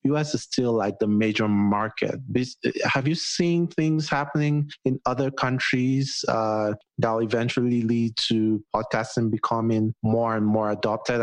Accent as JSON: {"language": "English", "country": "Nigeria", "moved": "yes", "lives_now": "United States", "said": "I'm Nigerian"}